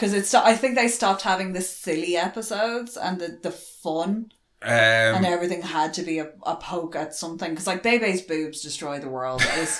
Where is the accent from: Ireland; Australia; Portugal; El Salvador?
Ireland; we're Irish